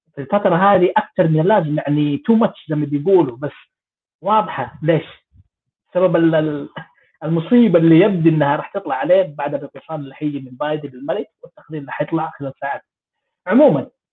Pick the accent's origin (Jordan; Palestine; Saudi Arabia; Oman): Saudi Arabia; Jeddah, Makkah Province; moved away; أنا من جدة